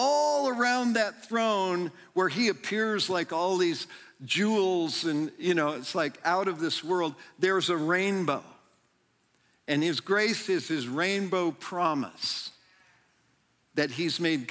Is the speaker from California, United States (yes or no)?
yes; near Yosemite National Park, California, United States; I grew up near Yosemite National Park